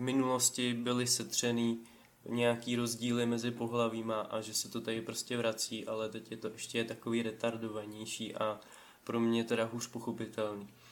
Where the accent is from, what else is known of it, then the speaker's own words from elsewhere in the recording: Vysočina Region, Czechia; tady u nás na Vysočině